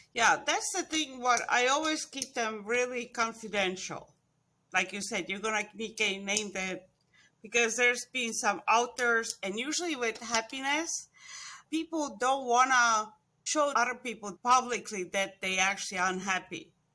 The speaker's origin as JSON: {"language": "English", "country": "Estonia", "tie": "born or raised there", "also_born_or_lived": "Florida", "moved": "as an adult", "lives_now": "United States", "said": "I was born in Estonia, Actually, it was born when it was still under Russia. So I was about ten years old when th, we separated from Russia again"}